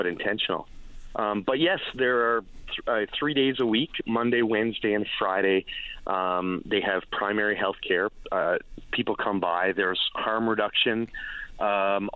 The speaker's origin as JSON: {"language": "English", "town": "Cambridge", "region": "Ontario", "country": "Canada", "tie": "born or raised there", "moved": "yes", "said": "so I grew up in Ontario, just outside of Cambridge, on a 45-acre farm there"}